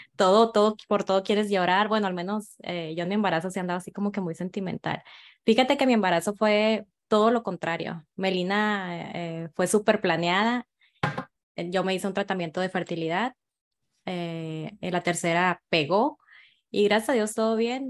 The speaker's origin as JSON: {"language": "Spanish", "town": "Guaymas", "region": "Sonora", "country": "Mexico", "said": "soy de Guaymas, Sonora"}